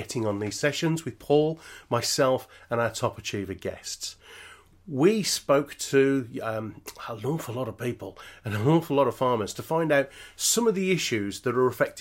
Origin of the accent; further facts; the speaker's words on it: Birmingham, West Midlands, United Kingdom; accent: Peaky Blinder; me being a Brummie